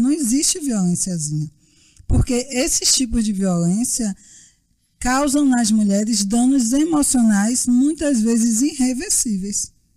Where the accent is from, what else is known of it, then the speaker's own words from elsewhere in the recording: Bahia, Brazil; sou baiana, advogada